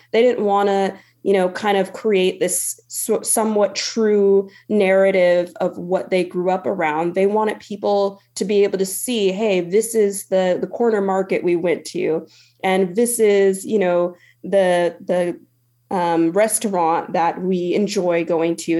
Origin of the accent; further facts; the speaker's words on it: Stockton, California, United States; being from Stockton